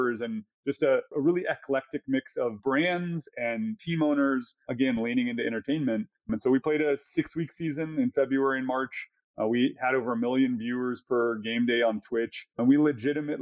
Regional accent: Texas, United States; I was born in Texas. Literally, I don't remember being anything else, right? I grew up as a Cowboys fan, but that's because I was born there

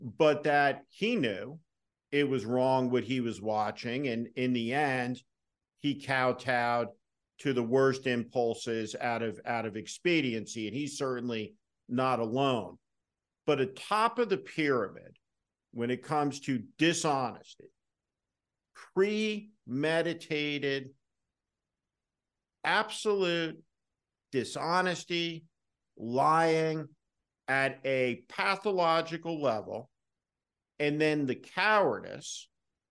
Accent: New Jersey, United States; now in Utah, United States; someone who grew up in New Jersey, who lives in Utah

